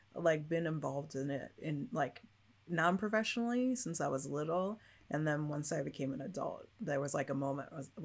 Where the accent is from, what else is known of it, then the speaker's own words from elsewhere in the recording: Chicago, Illinois, United States; moved away; I grew up I grew up partly into the city, but mostly out of the city